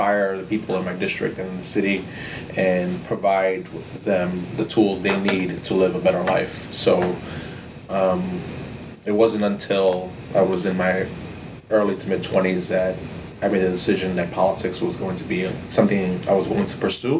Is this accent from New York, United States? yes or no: yes; New York City, New York, United States; I actually was born and raised in Cypress Hills, East New York